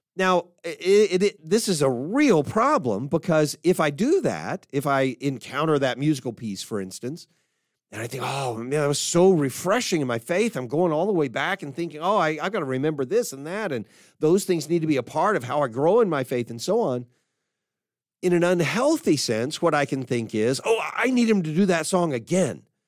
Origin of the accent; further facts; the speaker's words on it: Dallas, Texas, United States; my hometown, Dallas.